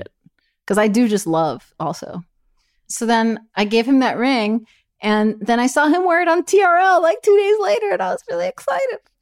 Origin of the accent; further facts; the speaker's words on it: Miami, Florida, United States; I'm from Miami